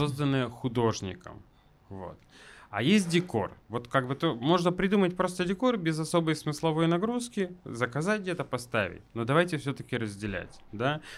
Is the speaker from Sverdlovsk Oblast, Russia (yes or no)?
yes; Yekaterinburg, Sverdlovsk Oblast, Russia; also born or lived in Moscow / Saint Petersburg; я все-таки люблю очень наш город